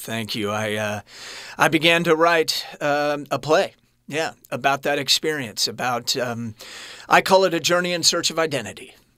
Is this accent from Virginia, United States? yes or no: no; Kansas City, Missouri, United States; I was born in Kansas City